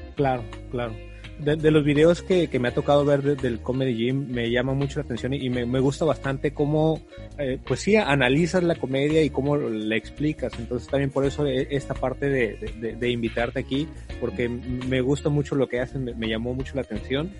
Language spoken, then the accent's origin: Spanish; Mexico; also born or lived in Tijuana; aquí en México